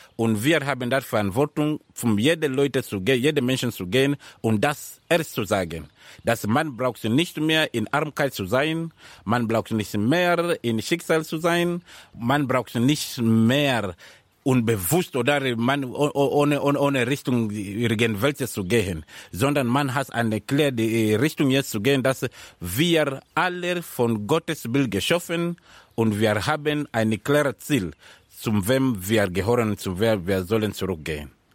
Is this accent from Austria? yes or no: no; Mombasa, Mombasa County, Kenya; German is a second language; moved away as an adult; also born or lived in Nairobi, Kenya; now in Germany; Ich bin in Mombasa geboren. Mombasa liegt in der Süd, in Kenia ganz, ganz in der Süd. Aber seit ich 13 äh, Jahre alt war, bin ich nach Nairobi umgezogen